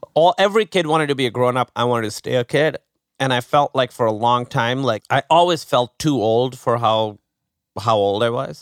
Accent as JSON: {"language": "English", "country": "Pakistan", "tie": "born or raised there", "moved": "as an adult", "lives_now": "United States", "said": "growing up in Pakistan"}